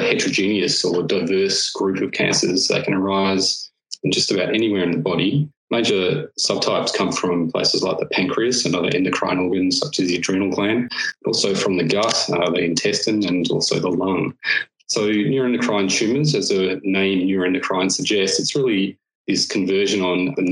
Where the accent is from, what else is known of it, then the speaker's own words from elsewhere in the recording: Western Australia, Australia; moved away as an adult; also born or lived in London; now in Melbourne, Australia; I grew up in Western Australia and in fact on a farm.